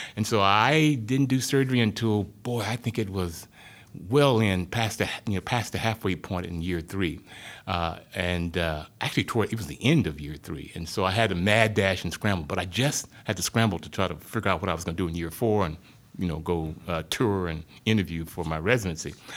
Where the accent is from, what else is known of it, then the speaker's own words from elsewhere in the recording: rural Arkansas, United States; moved away; I grew up in, uh, rural Arkansas, um, small town about a hundred miles southwest of Little Rock, thirty miles north of the Louisiana border